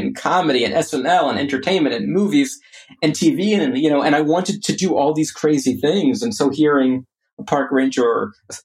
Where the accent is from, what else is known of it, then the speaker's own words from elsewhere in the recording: Orlando, Florida, United States; I grew up in Orlando